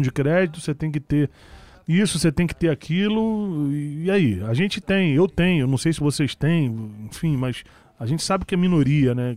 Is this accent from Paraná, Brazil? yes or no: no; Rio de Janeiro, Brazil; Na Uruguai, eu nasci na Uruguai 138